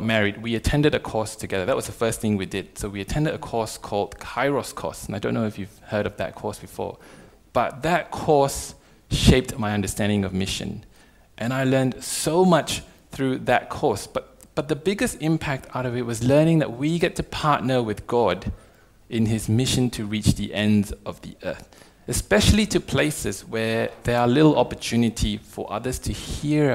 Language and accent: English; Malaysia; moved away as an adult; also born or lived in Perth, Australia; now in Australia; I come from Malaysia, so I'm from a non-Christian family